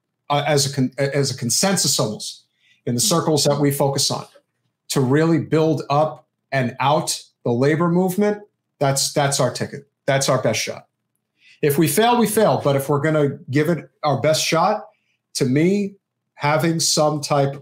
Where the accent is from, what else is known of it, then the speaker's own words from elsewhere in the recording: New Jersey, United States; I grew up with it in Central Jersey.